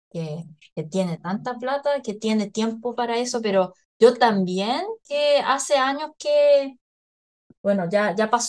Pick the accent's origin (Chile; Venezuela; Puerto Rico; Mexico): Chile; es que como buenas chilenas